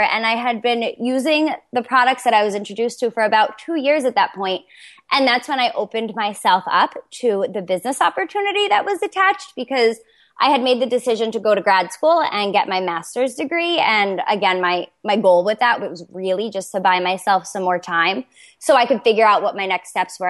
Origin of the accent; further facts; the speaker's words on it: Toms River, New Jersey, United States; I'm from Toms River, New Jersey